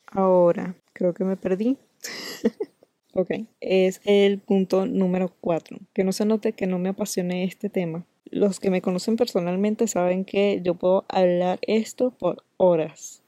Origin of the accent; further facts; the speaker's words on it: Venezuela; nosotros los venezolanos